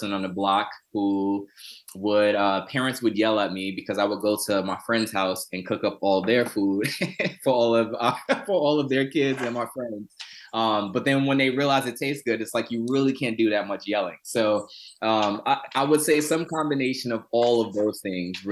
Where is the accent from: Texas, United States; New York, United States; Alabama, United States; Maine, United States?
New York, United States; New York City; I grew up in Southside Jamaica, Queens, in a low income neighborhood and community